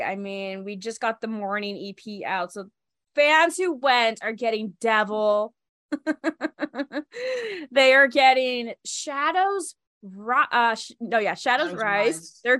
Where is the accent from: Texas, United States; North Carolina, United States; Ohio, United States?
Texas, United States; El Paso; I'm from El Paso, Texas.